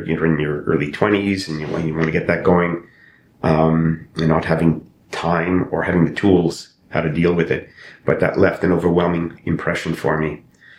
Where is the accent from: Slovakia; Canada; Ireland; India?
Canada; Eastern Canada; I hadn't had the experience growing up in Eastern Canada was the Indigenous population.